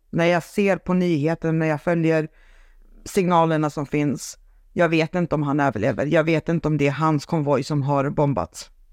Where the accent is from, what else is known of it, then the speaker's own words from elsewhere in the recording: Sweden; also born or lived in Saint Petersburg, Russia; sen har jag uppvuxen i Sverige med en svensk mamma